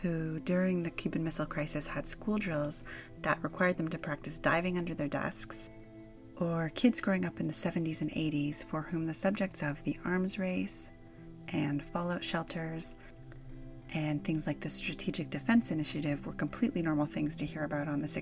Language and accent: English; Canada; as a Canadian kid